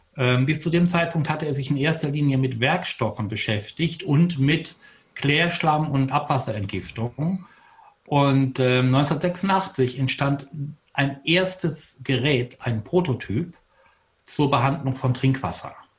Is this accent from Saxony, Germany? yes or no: no; Detmold, North Rhine-Westphalia, Germany; Ich bin in Detmold geboren, 1959